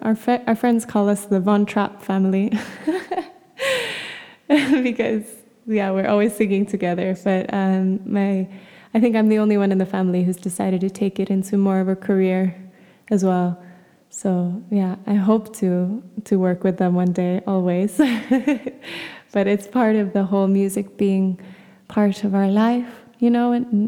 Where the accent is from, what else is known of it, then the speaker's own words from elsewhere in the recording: Bogor, West Java, Indonesia; also born or lived in Jakarta / Bali / Philippines; But I was born in Indonesia. I was born in Jakarta and raised in just Bogor, outside of Jakarta, and in Bali.